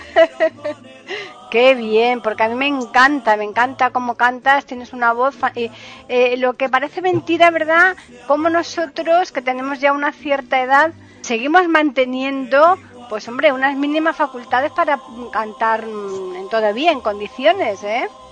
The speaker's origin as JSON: {"language": "Spanish", "region": "Andalusia", "country": "Spain", "said": "yo soy de aquí de Andalucía"}